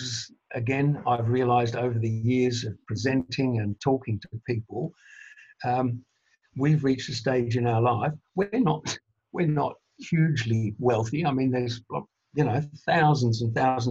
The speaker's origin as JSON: {"language": "English", "town": "Melbourne", "region": "Victoria", "country": "Australia", "tie": "born or raised there", "said": "I was one of four children born and raised in Melbourne."}